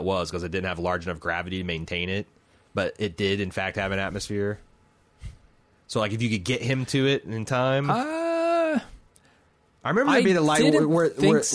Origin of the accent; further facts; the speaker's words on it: United States; as an American